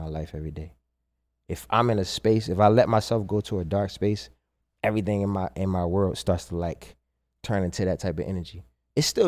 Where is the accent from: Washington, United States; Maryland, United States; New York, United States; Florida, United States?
Maryland, United States; Baltimore; moved away; also born or lived in New Jersey; I moved back to Baltimore from Jersey. To just like, yeah, be close to my mom